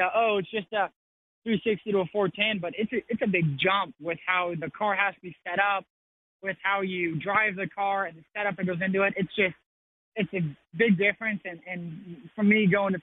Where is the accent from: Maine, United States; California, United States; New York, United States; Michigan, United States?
California, United States; moved away; also born or lived in Missouri; I grew up in California where you could play water polo and swim year round.